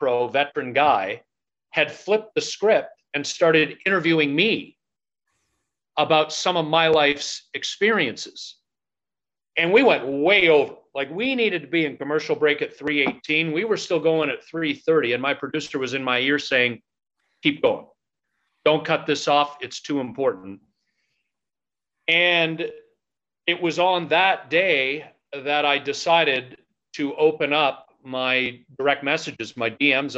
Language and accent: English; Oakville, Ontario, Canada; also born or lived in Ottawa; I was born in Oakville, so born and raised in Oakville, born in 79.